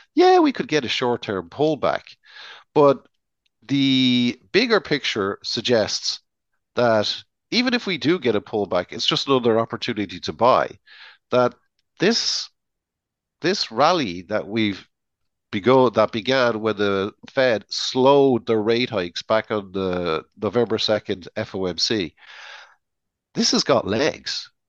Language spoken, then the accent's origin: English; Ireland; as an Irishman